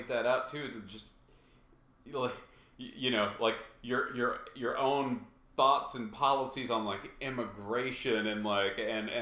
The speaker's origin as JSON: {"language": "English", "region": "Texas", "country": "United States", "tie": "born or raised there", "also_born_or_lived": "Oklahoma", "said": "I grew up in a little weird town in Texas It was 8 miles from the border of Oklahoma"}